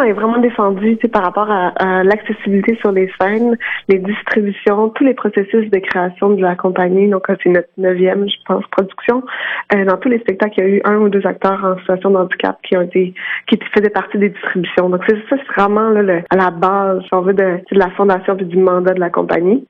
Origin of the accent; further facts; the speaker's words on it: Quebec, Canada; also born or lived in Montreal; je suis je suis québécoise puis j'habite à Montréal.